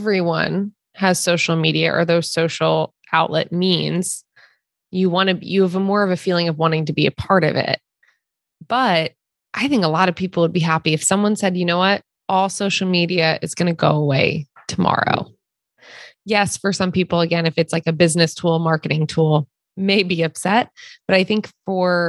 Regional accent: East Coast, United States; also born or lived in Wilmington, North Carolina; now in California, United States; we're originally from the East Coast

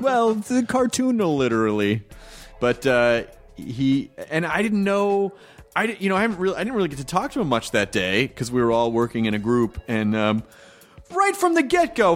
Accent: Memphis, Tennessee, United States; moved away as an adult; also born or lived in Louisville, Kentucky; I was born in Louisville, Kentucky when I grew up in Memphis

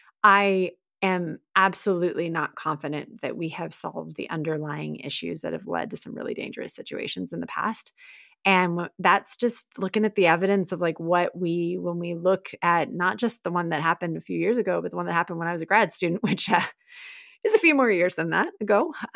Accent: Texas, United States; I love my home state. I'm a proud Texan, many generations deep. I did live in a lot of places growing up, but I'm proud, and they're great people in the state.

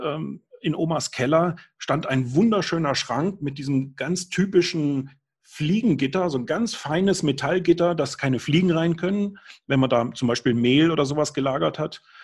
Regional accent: Germany; now in Upper Bavaria, Germany; als Kind auf einem Demeter-Bauernhof am Bodensee gearbeitet habe. Da ist meine Heimat

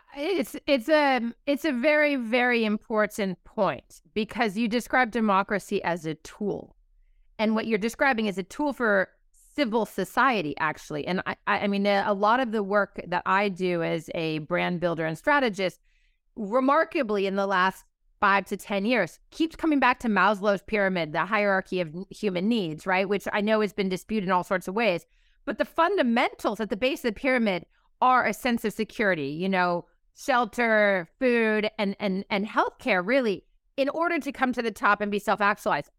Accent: California, United States; my home state of California

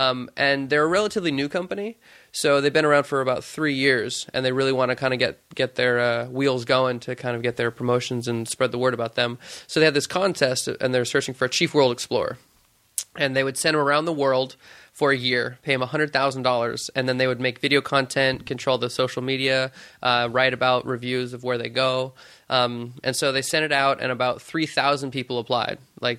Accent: Stockton, California, United States; Yeah, I grew up in beautiful suburbia in small Stockton. And I was raised there for 19 years and then moved away.

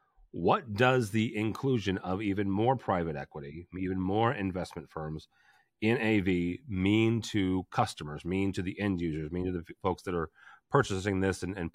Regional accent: St. Louis, Missouri, United States; I sound like I'm from St. Louis because I'm from St. Louis.

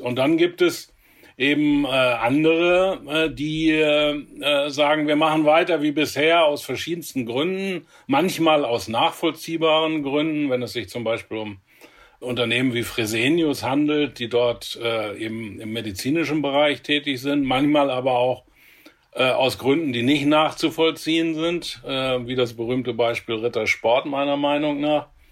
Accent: Germany; hier bei uns in Deutschland

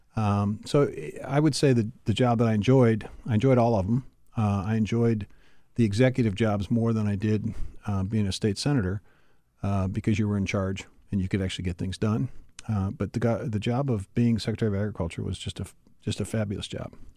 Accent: Pittsburgh, Pennsylvania, United States; moved away; I grew up, uh, you know, in, in Pittsburgh, our, our hometown, your hometown and my hometown

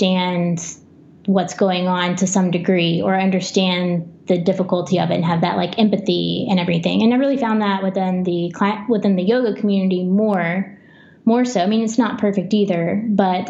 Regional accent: Alabama, United States; moved away as an adult; also born or lived in Tennessee; I grew up in Alabama, but I moved to Tennessee to really be in the heart of rock climbing in the South

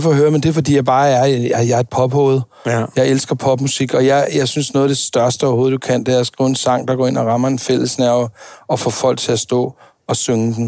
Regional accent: Denmark; jeg var den eneste dansker

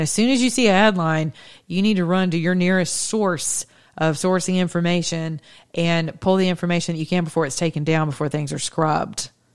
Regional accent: the South, United States; I'm from the South

